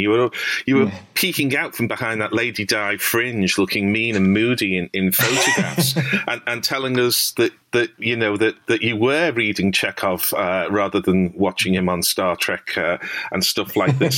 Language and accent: English; Liverpool, North West England, United Kingdom; I grew up in Liverpool. You may tell from my accent